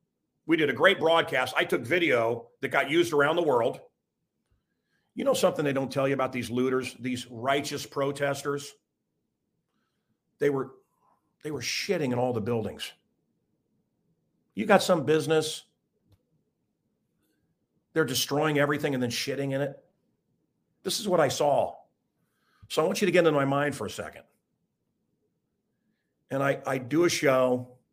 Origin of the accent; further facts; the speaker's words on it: United States; I'm a Christian, so a lot of the world wants to kill me. I'm an American